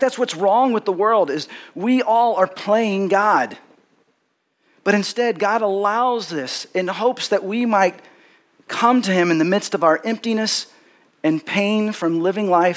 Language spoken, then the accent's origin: English; Texas, United States; growing up in Texas, I had parents and grandparents that were from Texas